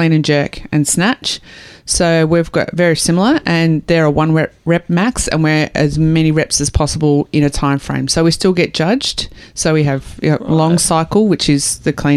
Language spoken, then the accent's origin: English; Australia